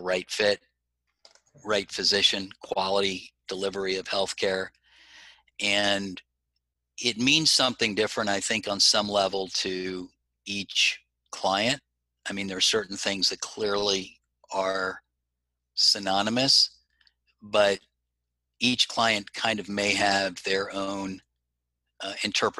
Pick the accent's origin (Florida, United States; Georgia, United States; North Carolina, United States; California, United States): Florida, United States; South; I grew up in South Florida.